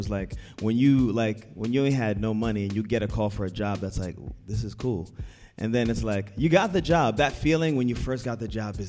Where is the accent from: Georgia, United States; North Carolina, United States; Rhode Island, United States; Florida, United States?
Rhode Island, United States; moved away; I'm from Rhode Island.